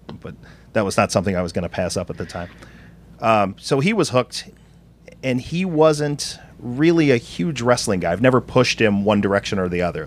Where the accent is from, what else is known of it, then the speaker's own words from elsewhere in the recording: Chicago, Illinois, United States; I'm from Chicago